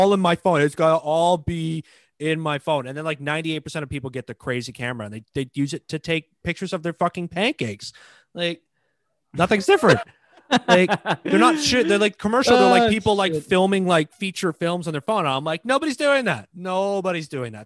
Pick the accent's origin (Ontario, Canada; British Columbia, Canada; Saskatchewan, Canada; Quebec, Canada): Ontario, Canada; Toronto; I'm from Toronto